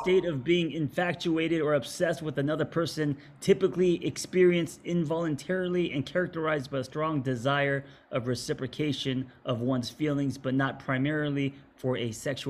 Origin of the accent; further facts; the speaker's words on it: Los Angeles, California, United States; me growing up in Los Angeles